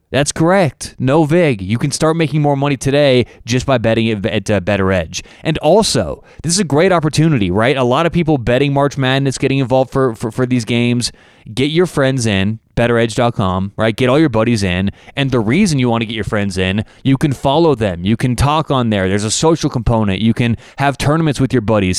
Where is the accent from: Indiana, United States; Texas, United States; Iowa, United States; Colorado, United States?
Colorado, United States; Denver; I'm from Denver